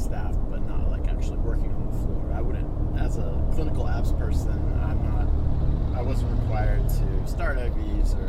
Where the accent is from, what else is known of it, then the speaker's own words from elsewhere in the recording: Kentucky, United States; moved away as an adult; also born or lived in Louisville, Kentucky; I grew up in Kentucky